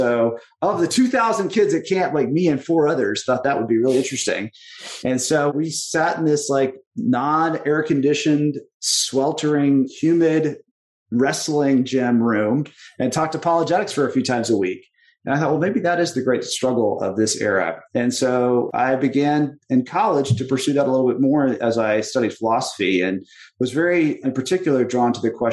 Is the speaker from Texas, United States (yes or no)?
yes; Texas, United States; I grew up in Texas